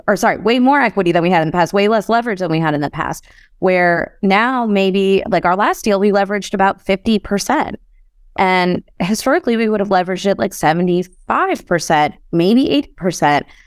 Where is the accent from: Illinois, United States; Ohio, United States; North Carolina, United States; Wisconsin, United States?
Illinois, United States; Chicago; I grew up in Chicago